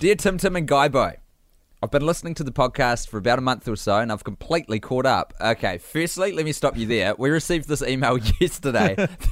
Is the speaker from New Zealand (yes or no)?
yes; New Zealand; accent: Kiwi; growing up in New Zealand